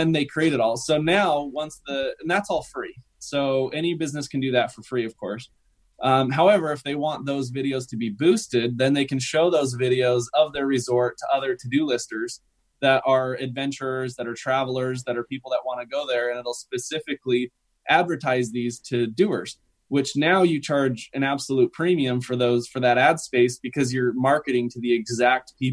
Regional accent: Salt Lake City, Utah, United States; I'm from Salt Lake City

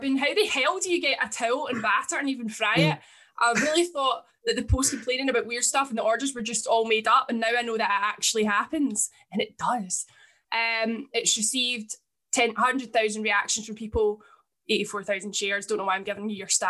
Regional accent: Scotland, United Kingdom; I'm Scottish

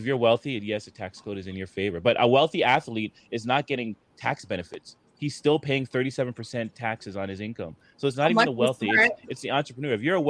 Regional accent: Canada; as a Canadian

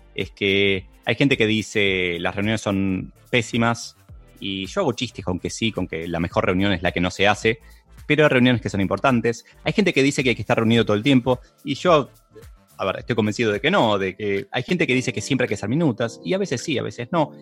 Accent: Argentina; en países como Argentina, en donde no nos gusta mucho trabajar

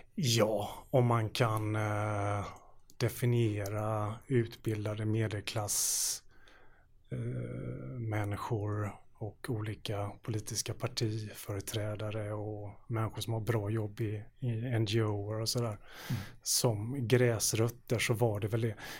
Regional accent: Gothenburg, Västra Götaland, Sweden; i den delen av Göteborg där jag växte upp

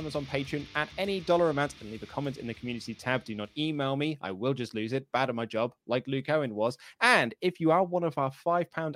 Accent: England, United Kingdom; I am a Brit, so I am from the UK, I'm from England

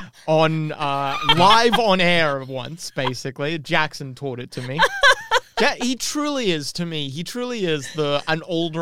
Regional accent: Melbourne, Victoria, Australia; I, as a kid, used to get all the time people being like, are you, where are you from? And I'd be like, oh, Melbourne. They'd be like, oh, you have a bit of an American accent.

